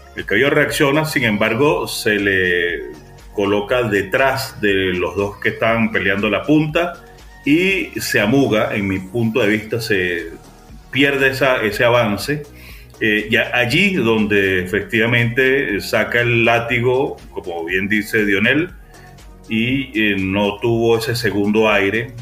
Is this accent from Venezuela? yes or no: yes; Venezuela; como buen venezolano